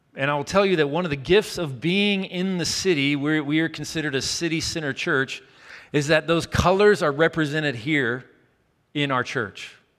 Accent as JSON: {"language": "English", "town": "Chattanooga", "region": "Tennessee", "country": "United States", "tie": "born or raised there", "moved": "yes", "said": "The city for me in my hometown was down the mountain in Chattanooga, Tennessee"}